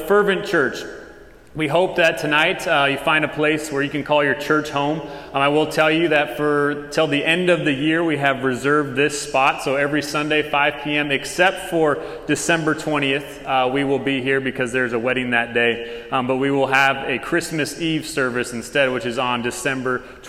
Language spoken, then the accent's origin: English; Tucson, Arizona, United States; moved away as an adult; now in Texas, United States; We are from Tucson, Arizona